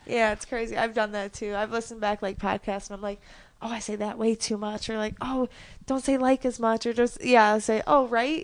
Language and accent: English; Chicago, Illinois, United States; also born or lived in Houston, Texas; I knew I still got, like, in-state tuition, so I moved back to Chicago from Houston